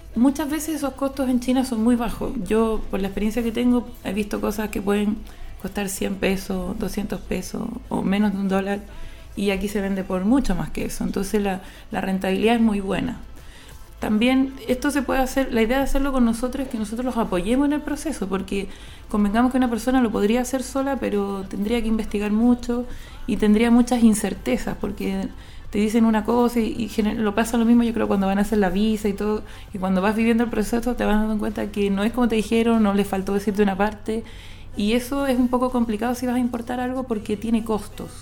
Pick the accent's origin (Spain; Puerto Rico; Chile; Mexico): Chile; also born or lived in India; yo soy chilena, tengo 38 años